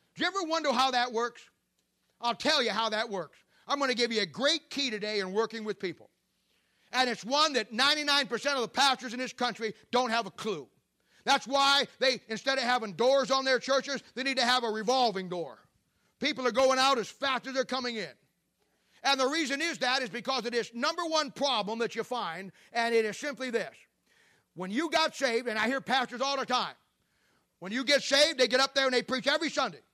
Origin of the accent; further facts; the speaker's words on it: Canton, Ohio, United States; moved away; my hometown church in Canton, Ohio